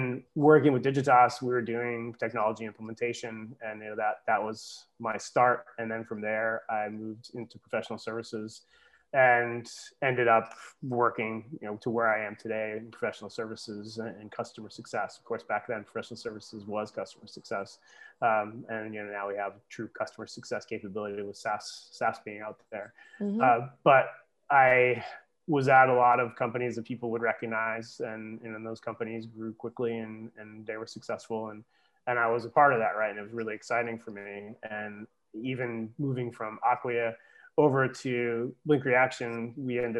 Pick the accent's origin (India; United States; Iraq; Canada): United States; Massachusetts; moved away as an adult; also born or lived in Bar Harbor, Maine; I grew up in Massachusetts, but came back to Massachusetts because of the opportunity that was there.